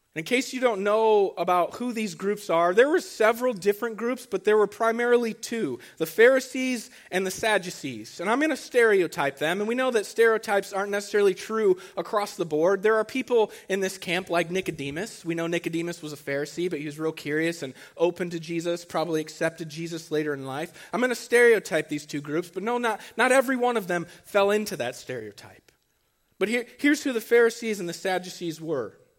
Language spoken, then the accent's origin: English; Archbold, Ohio, United States; I'm from Archibald